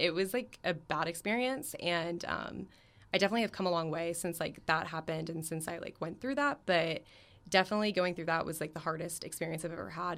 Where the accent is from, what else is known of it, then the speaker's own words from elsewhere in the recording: Florida, United States; I'm from Florida, so it's my in-state school